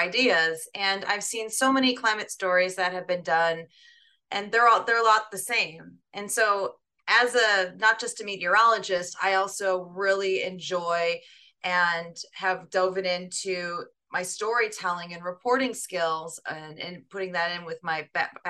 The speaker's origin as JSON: {"language": "English", "town": "Parma", "region": "Ohio", "country": "United States", "tie": "born or raised there", "moved": "yes", "lives_now": "New York, United States", "said": "I was born and raised in Parma, Ohio, which is south of Cleveland"}